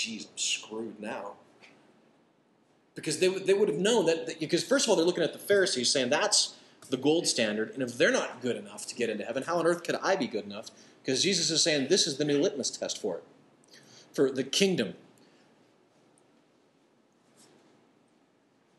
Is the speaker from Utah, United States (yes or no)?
no; Nebraska, United States; moved away; I grew up in Nebraska.